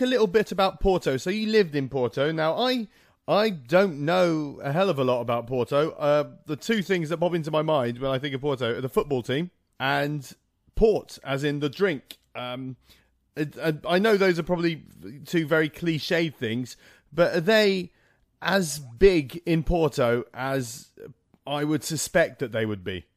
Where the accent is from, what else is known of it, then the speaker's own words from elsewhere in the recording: Malta; grew up in Malta, which is another Mediterranean country